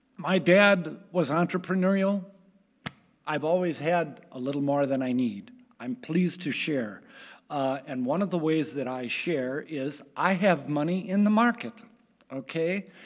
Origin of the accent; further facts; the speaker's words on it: Richfield, United States; I grew up in Richfield.